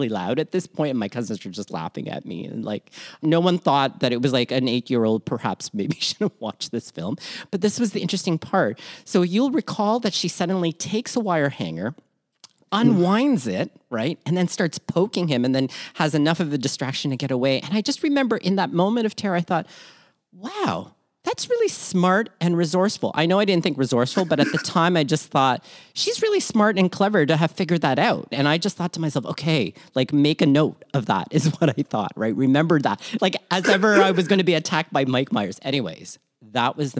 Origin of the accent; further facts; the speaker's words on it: Toronto, Ontario, Canada; also born or lived in Manila, Philippines; born Manila, Philippines, raised in Toronto, Canada, and schooled all over southwestern Ontario